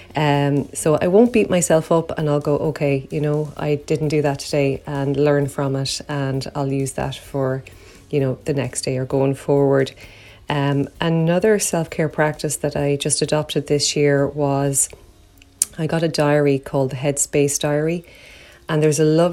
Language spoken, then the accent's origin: English; Ireland; I'm from Ireland.